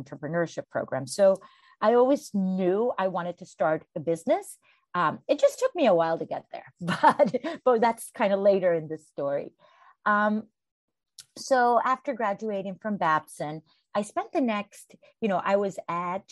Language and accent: English; Costa Rica; I was born and raised in Costa Rica